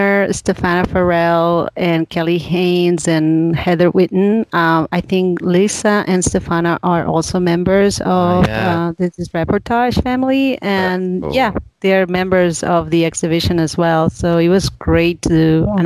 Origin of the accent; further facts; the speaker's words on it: Spain; moved away as an adult; now in Tampa, United States; Yes, I'm in Tampa. I'm originally from Spain, but I've been in the U.S. for quite a few years now, since 2003